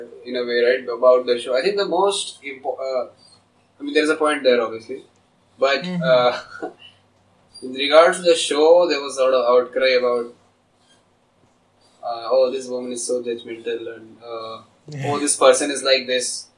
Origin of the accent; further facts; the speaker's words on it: Ranchi, Jharkhand, India; first language Hindi; English is a second language; I'm from Ranchi